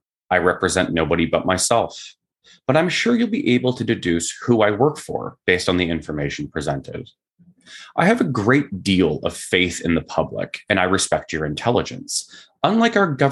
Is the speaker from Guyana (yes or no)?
no; Canada; I am Canadian